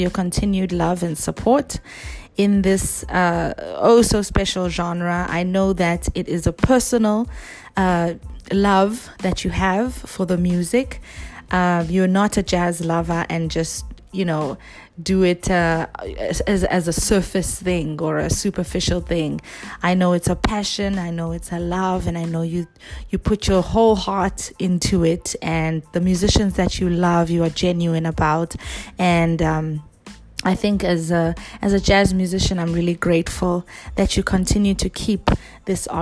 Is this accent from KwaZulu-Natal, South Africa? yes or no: yes; Durban, KwaZulu-Natal, South Africa; moved away; the first time I performed home in South Africa was in Durban, my hometown